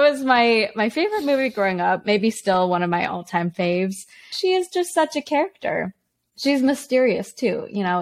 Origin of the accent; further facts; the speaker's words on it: Canada; also born or lived in China; My parents and I moved to Canada when I was four. We moved from China.